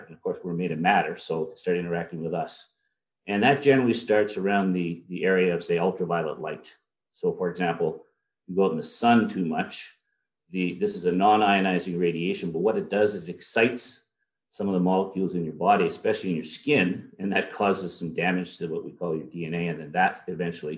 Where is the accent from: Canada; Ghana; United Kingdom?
Canada; Elliott Lake, Ontario; also born or lived in Ottawa / Chalk River / Hamilton / Sudbury; I grew up in a town called Elliott Lake